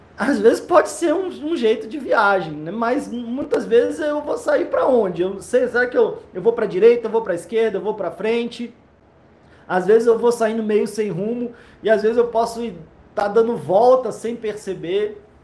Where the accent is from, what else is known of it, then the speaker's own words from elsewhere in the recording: Brasília, Federal District, Brazil; Brasília, eu nasci aqui, gosto muito daqui